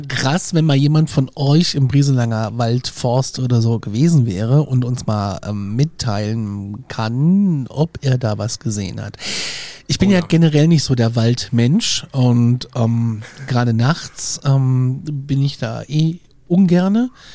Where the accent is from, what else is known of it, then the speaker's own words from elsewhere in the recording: Gudensberg, Hesse, Germany; moved away; Ich bin ja in Nordhessen groß geworden